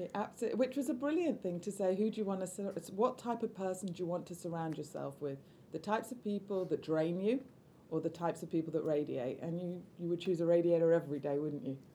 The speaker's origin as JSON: {"language": "English", "town": "Manchester", "region": "North West England", "country": "United Kingdom", "tie": "born or raised there", "said": "I grew up in Manchester"}